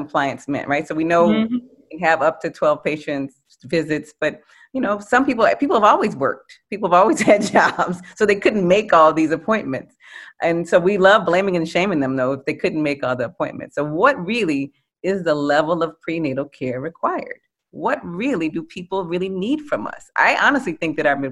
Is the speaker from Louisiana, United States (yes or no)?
yes; New Orleans, Louisiana, United States; I'm from New Orleans